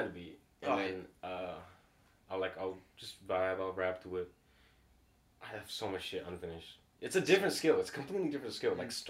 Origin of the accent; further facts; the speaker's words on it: Singapore; also born or lived in Dubai / New Zealand; Yeah, I'm from Singapore.